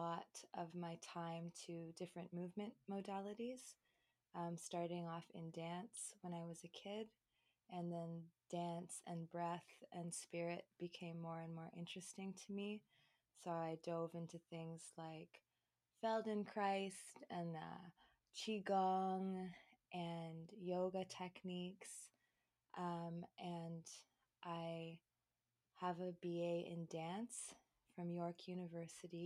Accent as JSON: {"language": "English", "town": "Toronto", "region": "Ontario", "country": "Canada", "tie": "born or raised there", "said": "I was born and raised in Toronto, Canada, in the East End"}